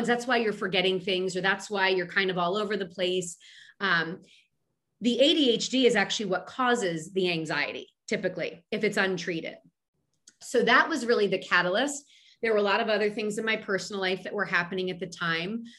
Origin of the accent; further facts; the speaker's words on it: Philadelphia, Pennsylvania, United States; I'm a girl from Philadelphia.